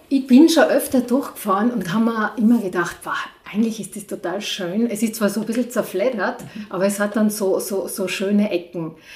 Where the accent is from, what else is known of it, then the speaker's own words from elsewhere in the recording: Innsbruck, Tyrol, Austria; now in Igls, Austria; Ich bin aus Innsbruck und bin zuerst in Innsbruck äh, aufgewachsen, bis ich, ja, bis ich so zwölf Jahre alt war